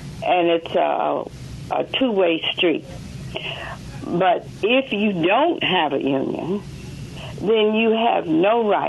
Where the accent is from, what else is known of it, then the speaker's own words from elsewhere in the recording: Mississippi, United States; we as Mississippians, and I live here, and I chose to live here. I was born in Mississippi